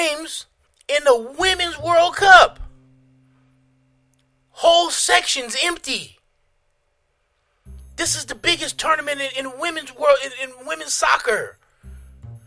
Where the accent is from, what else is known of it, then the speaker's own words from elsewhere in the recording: United States; I'm American